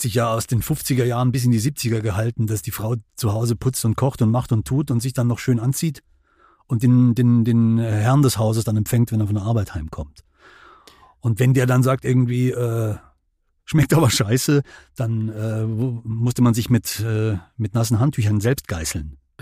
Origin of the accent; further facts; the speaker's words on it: Germany; wir als Deutsche